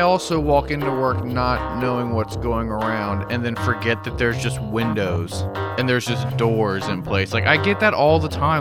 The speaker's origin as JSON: {"language": "English", "country": "United States", "said": "growing up in the States."}